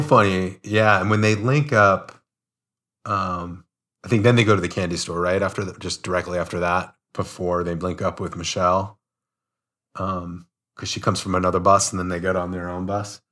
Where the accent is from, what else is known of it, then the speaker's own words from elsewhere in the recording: United States; you and I are both are from America, and, you know, we grew up in American households